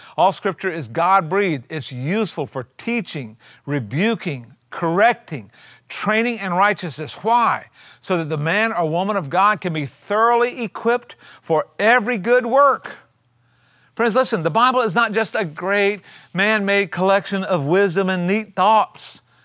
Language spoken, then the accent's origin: English; South Carolina, United States; I grew up in South Carolina in a little tiny micro church.